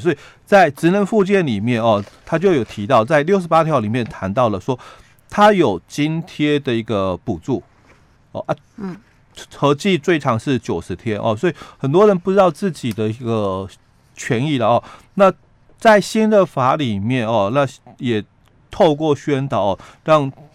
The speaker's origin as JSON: {"language": "Chinese", "region": "Yilan County", "country": "Taiwan", "said": "我们宜兰的部分"}